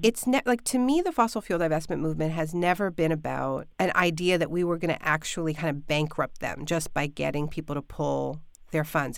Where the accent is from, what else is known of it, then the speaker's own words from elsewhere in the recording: Canada; now in United States; I'm Canadian, I'm living in the States now, but in Ontario